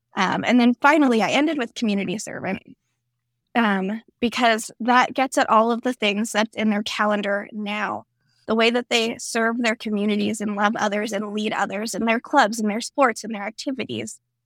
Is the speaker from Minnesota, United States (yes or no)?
no; Florida, United States; I grew up in Florida